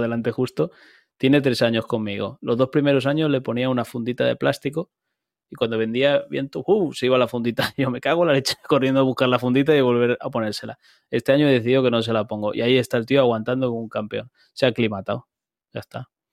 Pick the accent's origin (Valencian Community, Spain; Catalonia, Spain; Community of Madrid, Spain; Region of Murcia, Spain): Valencian Community, Spain; Turís; soy de aquí, de donde yo vivo, de Turís